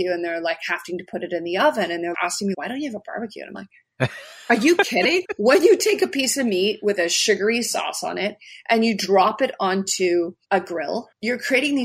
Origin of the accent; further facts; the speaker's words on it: Canada; I'm Canadian